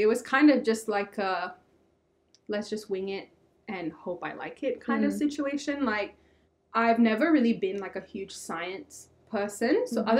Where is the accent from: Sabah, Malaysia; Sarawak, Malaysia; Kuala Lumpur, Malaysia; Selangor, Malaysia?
Kuala Lumpur, Malaysia; moved away as an adult; now in Adelaide, Australia; So I'm from Kuala Lumpur, which is the capital of Malaysia, I think.